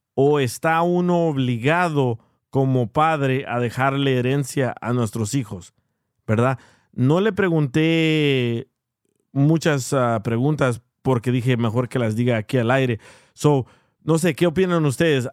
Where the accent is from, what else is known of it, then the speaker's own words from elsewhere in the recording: El Salvador; now in United States; soy salvadoreño